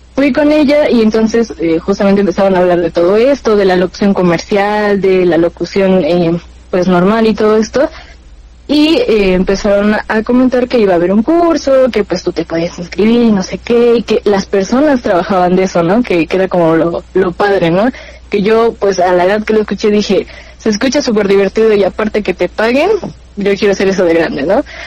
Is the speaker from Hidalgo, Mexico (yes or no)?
yes; Pachuca, Hidalgo, Mexico; tengo 21 años, y soy de Pachuca Hidalgo